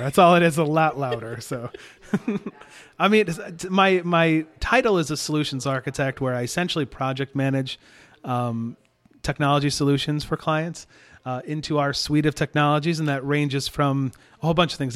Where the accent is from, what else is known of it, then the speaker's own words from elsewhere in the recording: Hastings, Michigan, United States; moved away as an adult; also born or lived in Grand Rapids, Michigan; now in Houston, United States; I grew up in Hastings, Michigan